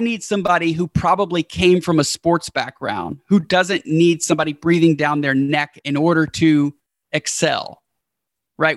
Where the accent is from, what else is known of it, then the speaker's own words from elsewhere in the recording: Houston, Texas, United States; we've been staying in the hometown where we're from, which is Houston.